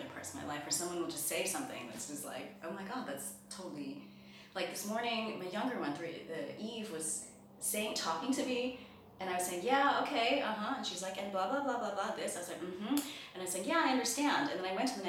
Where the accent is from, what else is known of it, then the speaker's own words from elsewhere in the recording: New Jersey, United States; also born or lived in England; now in Germany; I grew up in New Jersey